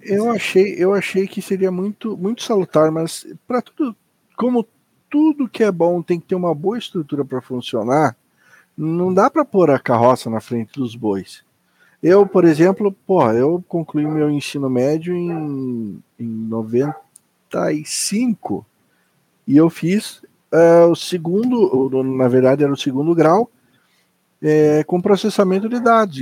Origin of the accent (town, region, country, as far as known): Curitiba, Paraná, Brazil